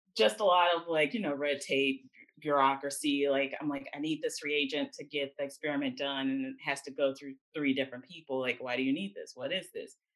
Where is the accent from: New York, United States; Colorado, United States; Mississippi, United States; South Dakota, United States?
Mississippi, United States; Jackson; moved away as an adult; also born or lived in Atlanta, Georgia / Nashville, Tennessee; I grew up in Jackson, Mississippi, born and raised